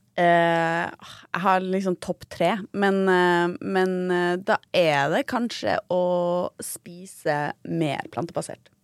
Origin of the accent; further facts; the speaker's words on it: Tromsø, Troms, Norway; moved away; jeg er jo også fra Tromsø